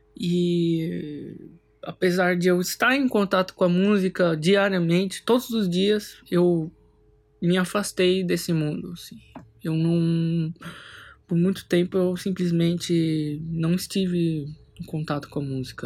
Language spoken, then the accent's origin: Portuguese; São Paulo, Brazil; eu sou nascido em São Paulo